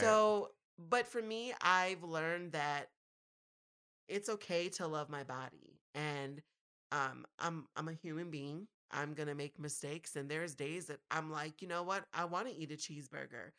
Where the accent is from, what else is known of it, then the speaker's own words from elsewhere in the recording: Minneapolis–Saint Paul, Minnesota, United States; growing up was, I guess, all right in the Twin Cities